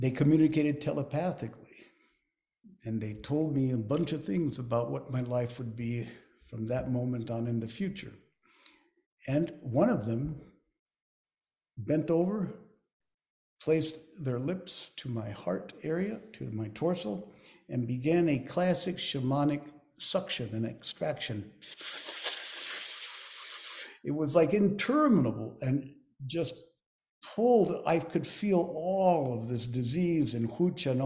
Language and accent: English; Lima, Peru; also born or lived in Chosica; as a child growing up in Lima